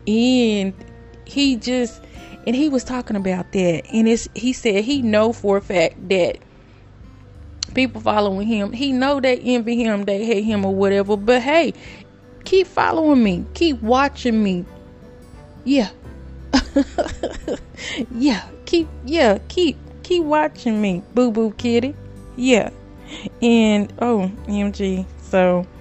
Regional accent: Greenville, Texas, United States; I'm from Greenville, Texas

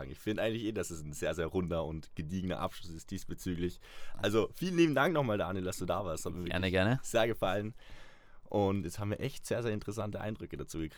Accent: Vorarlberg, Austria

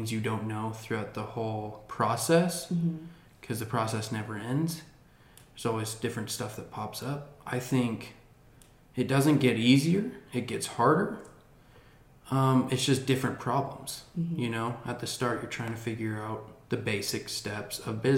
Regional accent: Park City, Utah, United States; I grew up in Park City, Utah. I've always been a Utahn

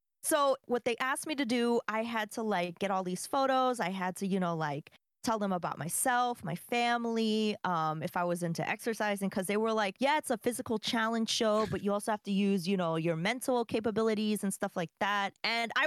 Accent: New York, United States; moved away; I'm from New York. I don't live in New York anymore, but I'm from there.

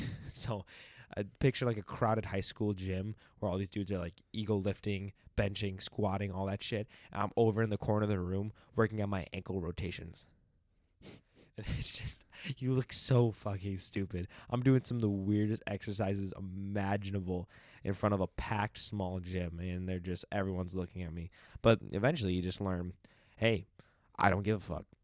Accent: United States; we answer the state instead of the country

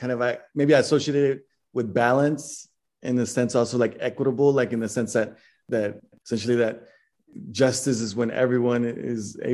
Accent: Dallas, Texas, United States; I'm from Dallas, Texas

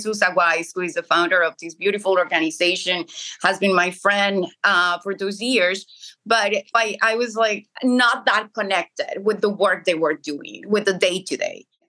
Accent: Colombia; moved away as an adult; I'm from Colombia

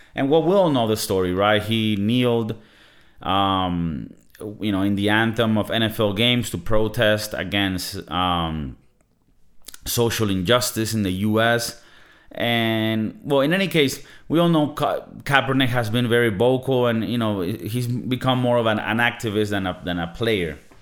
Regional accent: Venezuela; I come from Venezuela, right? In Venezuela, South American country

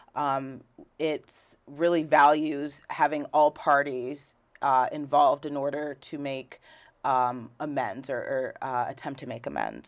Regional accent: Rutland, Vermont, United States; also born or lived in Philadelphia; I was raised in Rutland City, Vermont.

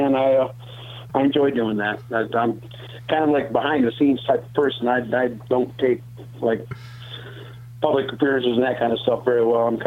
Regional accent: Saline, Michigan, United States; Saline, which is my hometown county fair

